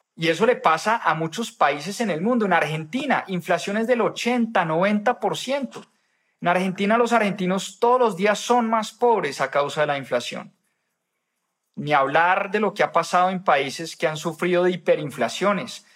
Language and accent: Spanish; Colombia; uno como ciudadano colombiano